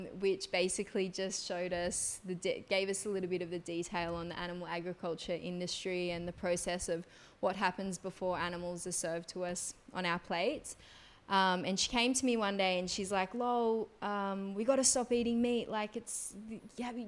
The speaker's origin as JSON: {"language": "English", "town": "Gerringong", "region": "New South Wales", "country": "Australia", "tie": "born or raised there", "moved": "as an adult", "lives_now": "Bali, Indonesia", "said": "I'm actually from a small little town in New South Wales, Australia. It's called Gerringong, a couple of hours south of Sydney. My mother's Balinese, my dad's Australian. I grew up, did all of my school throughout Australia, but moved to Bali about 10 years ago."}